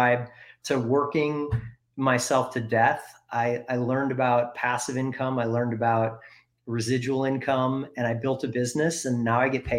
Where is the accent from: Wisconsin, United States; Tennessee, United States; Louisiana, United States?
Wisconsin, United States; now in Bend, United States; growing up in Wisconsin, most of my family, if you look back, were either farmers or they were machinists